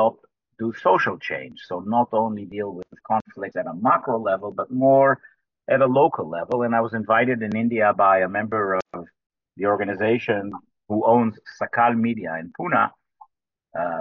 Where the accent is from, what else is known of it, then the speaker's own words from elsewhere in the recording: Jerusalem, Jerusalem District, Israel; also born or lived in United States; I am Israeli. I was born in Jerusalem. I'm the ninth generation from Jerusalem. And I lived here in Israel most of my life